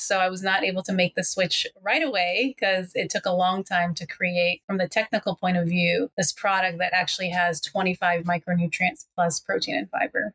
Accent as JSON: {"language": "English", "town": "Washington", "region": "District of Columbia", "country": "United States", "moved": "yes", "lives_now": "Los Angeles, United States", "said": "I'm originally from the DC area, but now living in Los Angeles."}